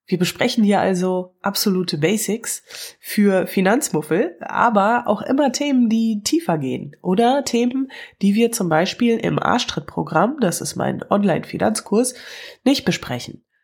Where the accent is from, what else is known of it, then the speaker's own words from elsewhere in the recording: Wuppertal, North Rhine-Westphalia, Germany; now in Cologne, Germany; ich komme aus Wuppertal, lebe aber in Köln, ganz in der Nähe vom Rhein und das ist großartig.